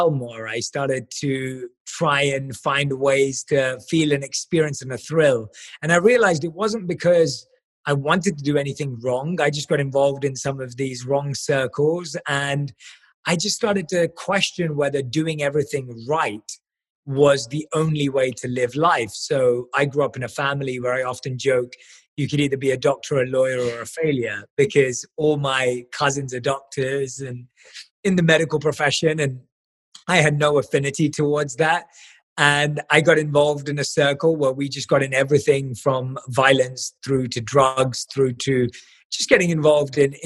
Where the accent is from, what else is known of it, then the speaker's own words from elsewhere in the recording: London, United Kingdom; I was born and raised in London